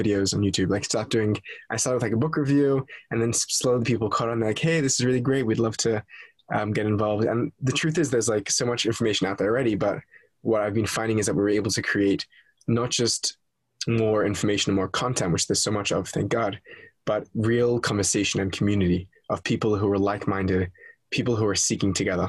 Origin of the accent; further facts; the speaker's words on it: Sydney, New South Wales, Australia; I am Australian. I was born in Sydney, Australia, to a Orthodox Jewish family